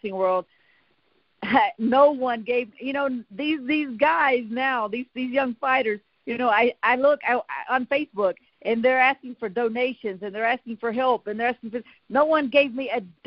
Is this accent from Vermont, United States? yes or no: no; southern West Virginia, United States; I am truly the coal miner's daughter from a very small town of about 500 people in southern West Virginia, a coal mining town.